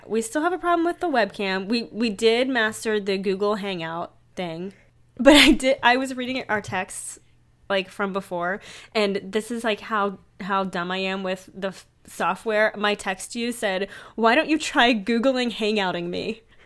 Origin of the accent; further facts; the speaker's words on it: Pittsburgh, Pennsylvania, United States; Pittsburgh, P A, which is my hometown too